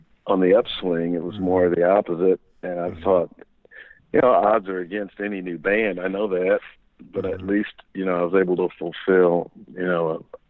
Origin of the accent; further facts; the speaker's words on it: Southeast, United States; I grew up in the Southeast